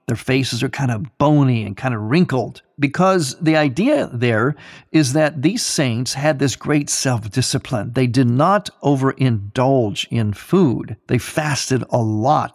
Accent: Ohio, United States; my home state of Ohio

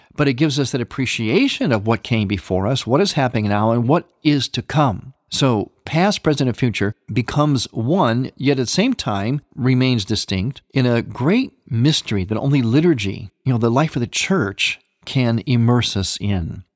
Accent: Cleveland, Ohio, United States; moved away; my hometown of Cleveland

